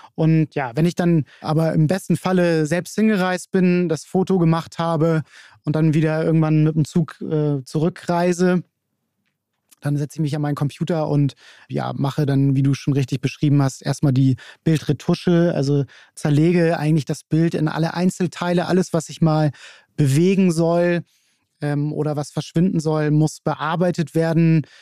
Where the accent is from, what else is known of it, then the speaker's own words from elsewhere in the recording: Hamburg, Germany; aus Hamburg, bin hier ganz um die Ecke groß geworden